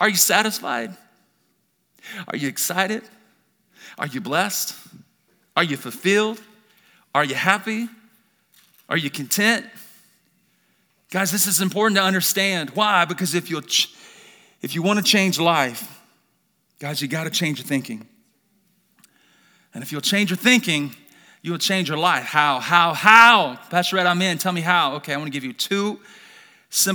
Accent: Birmingham, Alabama, United States; now in Idaho, United States; born and raised in Birmingham, Alabama, grew up in a broken family

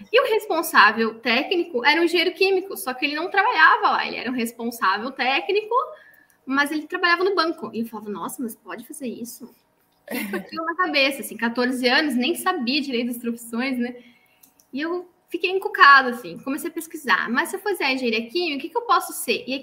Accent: Santa Catarina, Brazil; accent: Santa Catarina; now in São Paulo, Brazil; Por isso que eu perdi um pouquinho o sotaque de Catarina já.

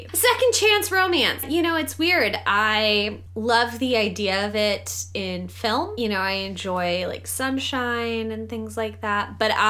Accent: Kansas, United States; born or raised there

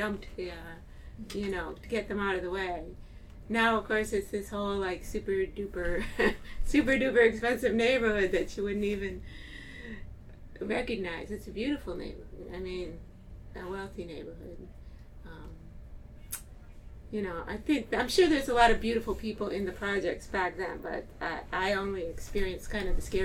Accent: Cleveland, Ohio, United States; moved away as an adult; also born or lived in Manhattan, New York City; now in Brooklyn, United States; I was born in Cleveland, Ohio, and I came to New York City to go to college

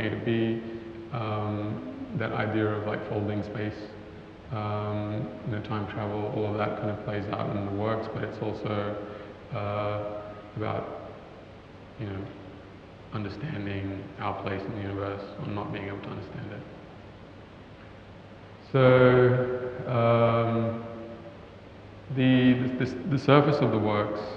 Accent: Cairns, Queensland, Australia; I grew up in Cairns

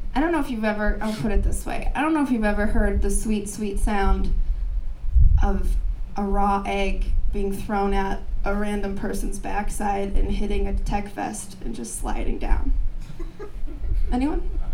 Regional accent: Minneapolis, Minnesota, United States; now in Portland, United States; I'm from Minneapolis

